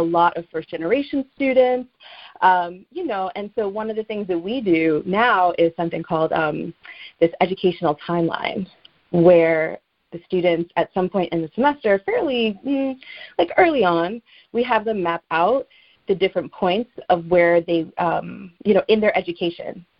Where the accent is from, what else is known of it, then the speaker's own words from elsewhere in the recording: Teaneck, New Jersey, United States; where I grew up in Teaneck, New Jersey